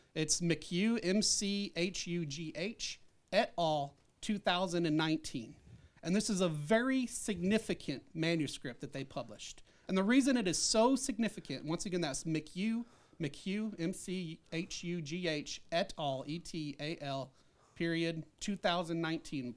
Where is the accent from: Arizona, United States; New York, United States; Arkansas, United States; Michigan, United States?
Arkansas, United States; I was born in Arkansas.